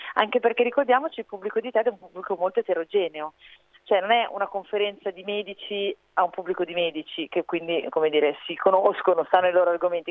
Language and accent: Italian; Milan, Lombardy, Italy; sono di Milano